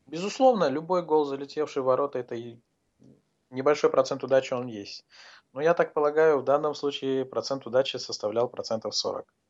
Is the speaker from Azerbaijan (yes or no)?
yes; Azerbaijan; Я сам из Азербайджана